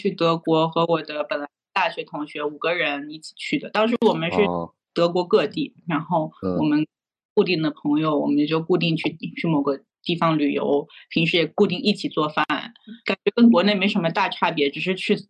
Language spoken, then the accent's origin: Chinese; China; now in Germany; 像我们中国人一般比较卷，就大家都都一一年半到两年半就能毕业